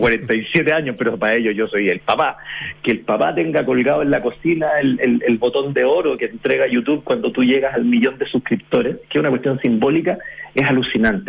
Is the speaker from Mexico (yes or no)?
no; Chile; como chilenos